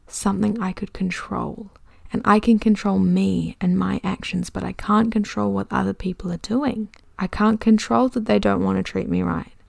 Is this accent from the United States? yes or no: no; New Zealand; accent: Kiwi; also born or lived in London; I can definitely feel my Kiwi accent coming back a little bit